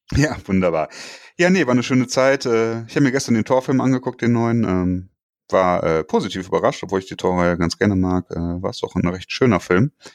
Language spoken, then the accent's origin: German; Germany; bei uns in Deutschland